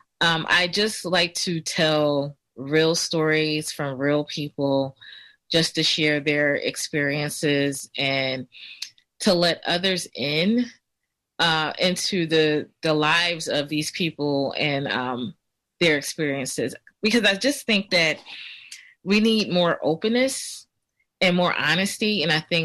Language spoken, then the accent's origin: English; Philadelphia, Pennsylvania, United States; I grew up in Germantown. I lived right on Belfield Avenue